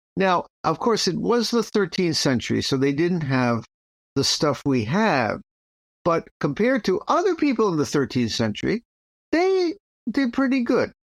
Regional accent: United States

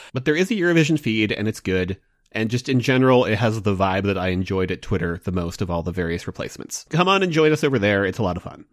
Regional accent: United States; as an American

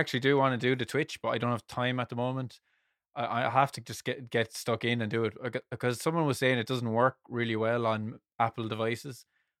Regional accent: South West England, United Kingdom; Real voice reveal. I'm actually from Somerset.

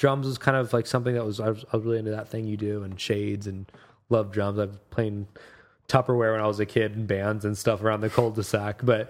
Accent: Redmond, Washington, United States; also born or lived in Seattle, Washington; I grew up in Redmond, Washington, which is about 25 minutes out of where we are now, out of proper Seattle. And then I moved out at 18 and got to Seattle about 19.

